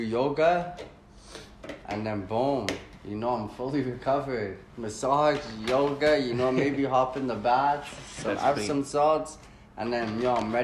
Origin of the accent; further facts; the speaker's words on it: Canada; growing up in Canada